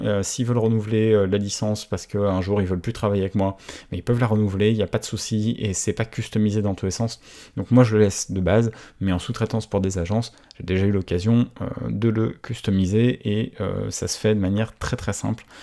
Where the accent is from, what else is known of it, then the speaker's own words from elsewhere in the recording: France; je suis français